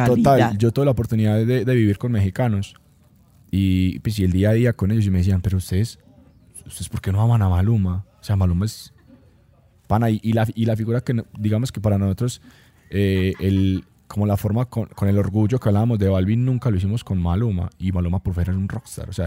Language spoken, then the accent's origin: Spanish; Antioquia, Colombia; Como antioqueños, no lo teníamos tan, tan top